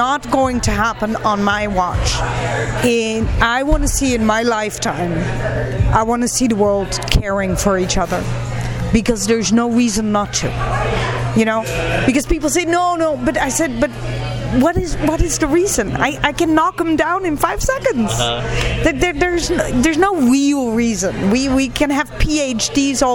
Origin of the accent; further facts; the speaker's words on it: Netherlands; also born or lived in Pakistan; I got adopted by Dutch folks, and yes, I speak Dutch fluently. I flew from Pakistan all the way to Holland with this new family